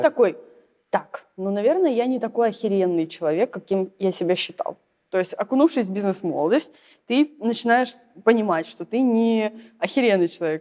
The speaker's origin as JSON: {"language": "Russian", "region": "Saint Petersburg", "country": "Russia", "also_born_or_lived": "southern Russia", "moved": "yes", "said": "я из Питера, и живу сейчас на юге"}